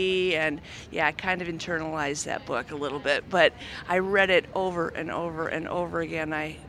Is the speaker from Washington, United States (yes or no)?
no; Minnesota, United States; I grew up in the Midwest in Minnesota.